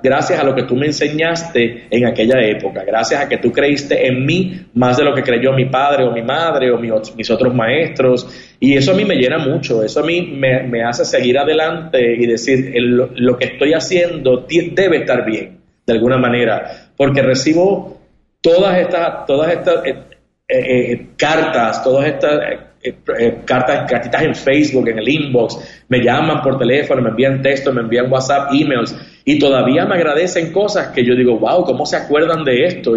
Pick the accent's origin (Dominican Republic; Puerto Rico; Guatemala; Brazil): Puerto Rico; moved away as an adult; also born or lived in New York / Miami / Los Angeles / Spain; yo tengo la suerte o la bendición de haber nacido en Puerto Rico